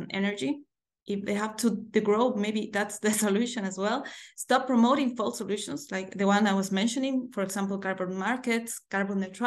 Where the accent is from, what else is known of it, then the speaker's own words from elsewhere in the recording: Bolivia; I'm from Bolivia in South America.